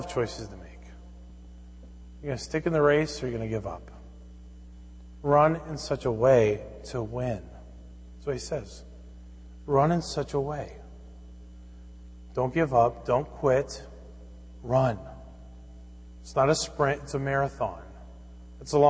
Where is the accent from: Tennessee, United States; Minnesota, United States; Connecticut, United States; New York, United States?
Minnesota, United States; Fridley; growing up in Fridley, Minnesota